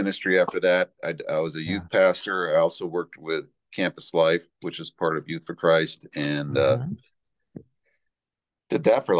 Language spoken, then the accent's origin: English; Boulder, Colorado, United States; born or raised there; also born or lived in New York / California / Aurora, Colorado